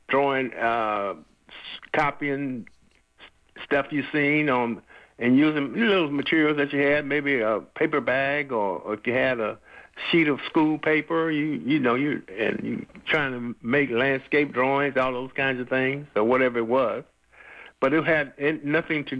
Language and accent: English; San Francisco, California, United States; also born or lived in Grand Rapids, Michigan; My mom was a single parent, basically, and came to San Francisco in 1950-51